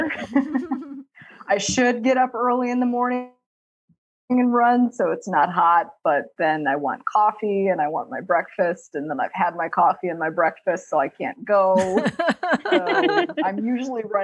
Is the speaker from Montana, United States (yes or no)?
no; Illinois, United States; moved away as an adult; also born or lived in Maryland; am born and raised in Illinois